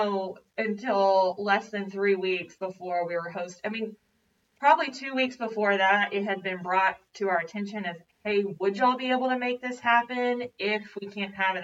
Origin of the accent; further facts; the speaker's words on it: Houston, Texas, United States; now in Natchitoches, United States; I grew up in Houston, a lot bigger than Natchitoches